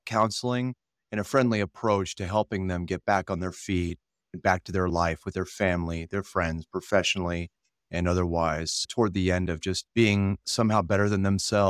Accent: California, United States; now in Nebraska, United States; I'm originally from California.

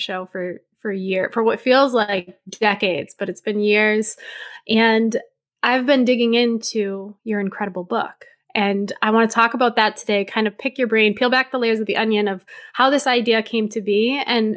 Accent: New Hampshire, United States; I grew up in New Hampshire

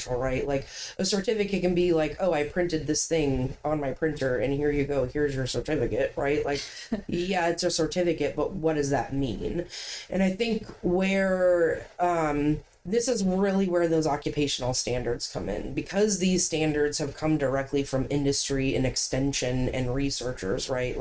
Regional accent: Ohio, United States; now in Maine, United States; I'm from Ohio. I was a marine science major in Ohio.

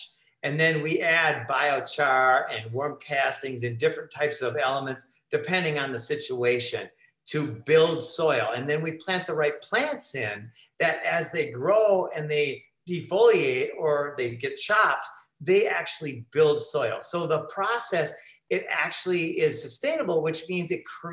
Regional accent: Minnesota, United States; moved away as an adult; also born or lived in Costa Rica; living in Costa Rica for 12 years, I'm from Minnesota

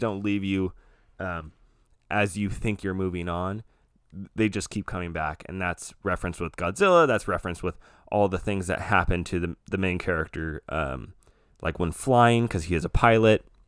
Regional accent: United States; I'm an American

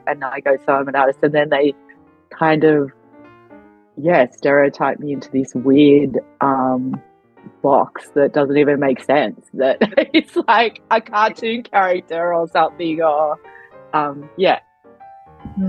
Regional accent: Australia; also born or lived in Adelaide, Australia; I grew up in Australia, so of course I, am Australian

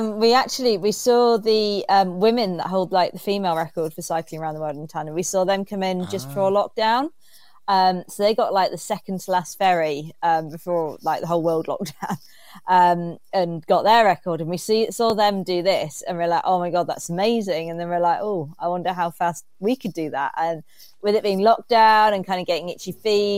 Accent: Reading, South East England, United Kingdom; now in Derby, United Kingdom; I'm actually from Reading, which is a bit further south

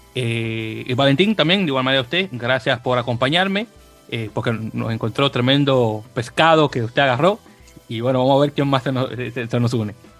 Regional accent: Dominican Republic; now in United States; yo soy de República Dominicana, aunque ya tengo 20 años viviendo, bueno, 21 años oficial, viviendo aquí en Estados Unidos.

